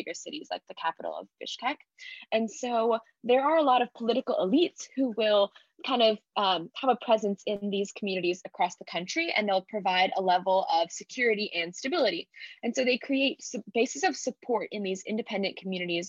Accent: United States; as an American student

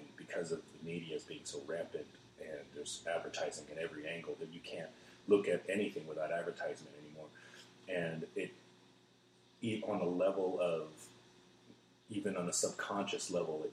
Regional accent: North Carolina, United States; now in Austin, United States; I was born in North Carolina, so I'm an American through and through.

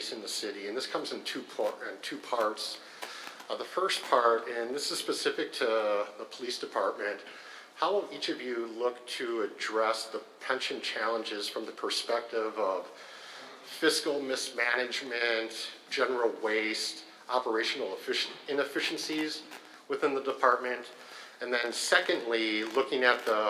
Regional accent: Shorewood, Wisconsin, United States; I was born and raised in Shorewood

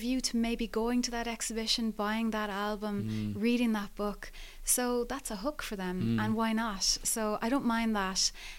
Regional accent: Skibbereen, Munster, Ireland; moved away; I come from a regional, small local newspaper background. I was raised in Skibbereen.

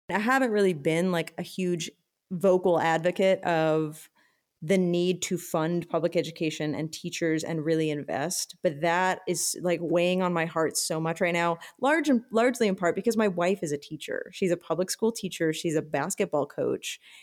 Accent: Austin, Texas, United States; I grew up here in Austin

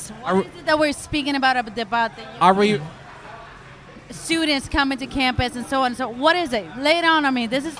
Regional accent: Puerto Rico; now in Orlando, United States; I am from Puerto Rico.

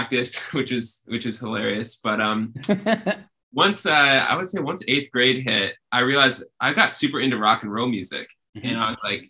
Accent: Rochester, New York, United States; I'm from upstate New York in Rochester

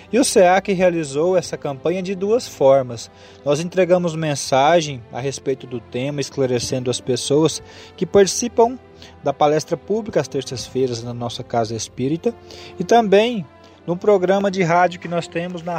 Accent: Aparecida do Rio Doce, Goiás, Brazil; Eu sou de Aparecida do Rio Doce, Goiás, interior do estado

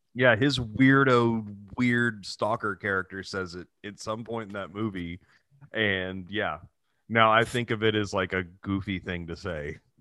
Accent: Texas City, Texas, United States; moved away; also born or lived in Dallas; my hometown. I was just in Texas City

